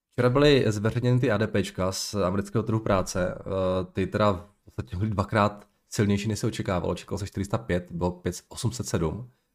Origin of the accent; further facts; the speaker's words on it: Moravian Slovakia, Slovácko, Czechia; já jsem chlapec ze Slovácka, já to mám do Trenčína, nebo měl jsem to do Trenčína. Ne za kopcem